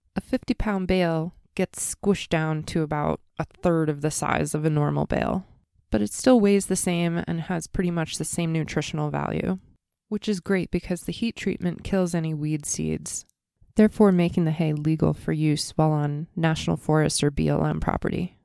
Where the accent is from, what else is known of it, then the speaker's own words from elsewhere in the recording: East Coast, United States; moved away; growing up on the East Coast